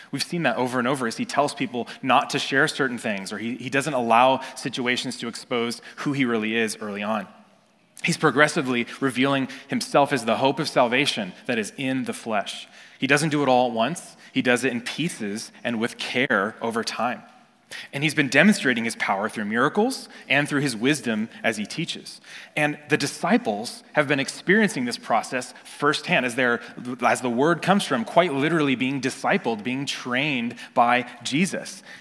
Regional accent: California, United States; I grew up in Northern California, and I'm looking and I see the trees and the Sierra Nevada mountains in the back

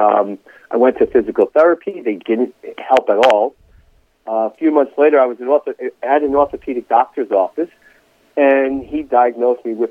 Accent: Palisades Park, New Jersey, United States; I grew up in Palisades Park, where I'm currently Palisades Park, New Jersey, where I'm currently a teacher there

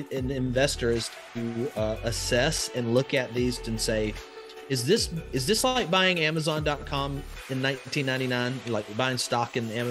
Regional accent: Alabama, United States; So I grew up in Northwest Alabama, just in the middle of nowhere. So just think of all the stereotypes that you could come up with. And that's where I grew up.

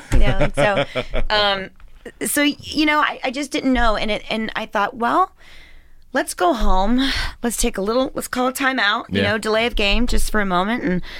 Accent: Southwestern Pennsylvania, United States; accent: Southern; growing up here was like almost like growing up in Texas. You know, it was like faith, family, friends, football.

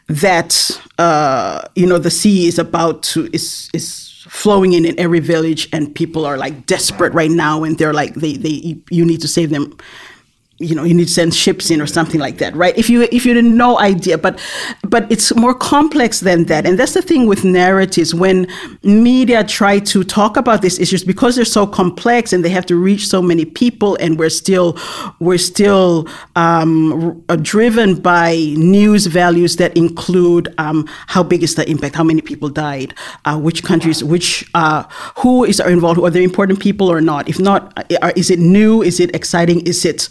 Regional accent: Tonga; I was born and raised in Tonga

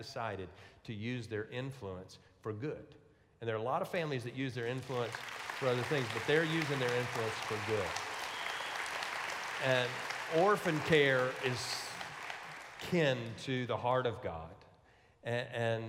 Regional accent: Louisiana, United States; I'm from Louisiana

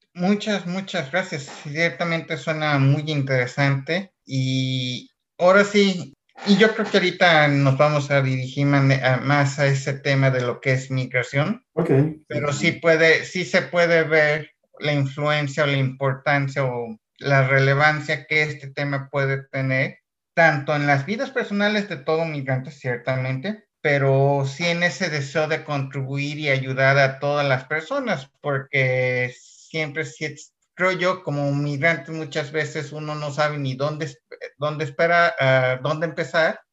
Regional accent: Guadalajara, Jalisco, Mexico; now in Sweden; yo soy de Guadalajara

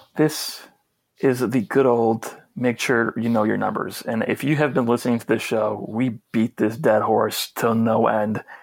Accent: New York, United States; I'm from New York

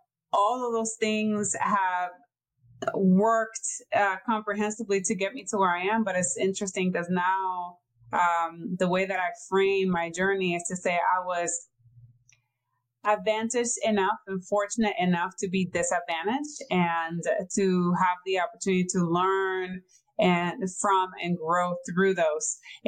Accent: Ponce, Puerto Rico; now in United States; I am born and raised in Ponce, Puerto Rico.

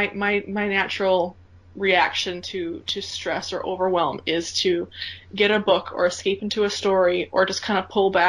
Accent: Minnesota, United States; I grew up in Minnesota, and I grew up as a part of a very, how shall I put this? A very Scandinavian farmer, work super hard family

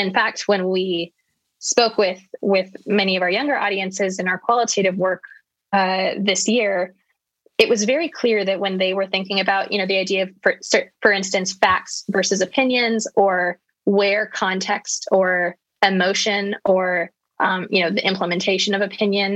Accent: United States; moved away as an adult; now in United Kingdom; now living in the UK as an American

